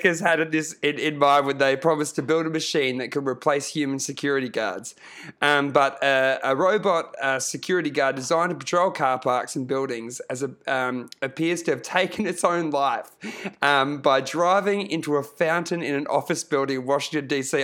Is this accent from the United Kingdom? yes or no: no; Queensland, Australia; I grew up in, I grew up in Queensland